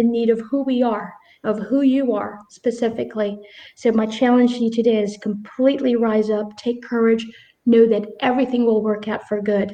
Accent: Philippines; I chose the Philippines because it's my home country

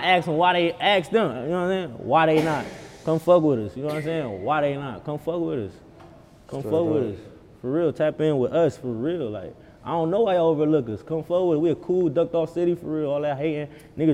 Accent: Cleveland, Ohio, United States; I'm from Cleveland

